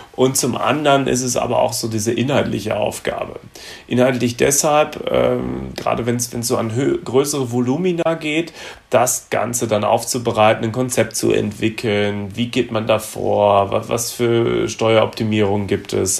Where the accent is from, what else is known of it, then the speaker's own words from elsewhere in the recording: Gütersloh, North Rhine-Westphalia, Germany; now in Frankfurt, Germany; komme gebürtig aus Gütersloh, das ist in Nordrhein-Westfalen und wohne zurzeit in Frankfurt in Hesse